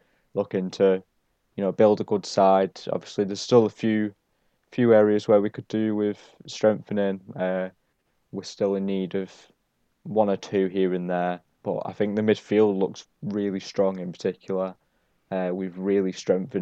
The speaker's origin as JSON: {"language": "English", "town": "Barrow-in-Furness", "region": "North West England", "country": "United Kingdom", "tie": "born or raised there", "said": "supporting my hometown club"}